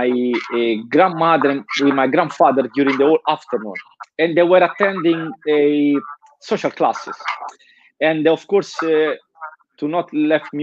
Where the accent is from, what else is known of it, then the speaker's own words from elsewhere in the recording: Nettuno, Lazio, Italy; English is a second language; moved away as an adult; now in Denmark; I grew up in a very small town in Italy. It's called Nettuno, and it's just on the coast, south of Rome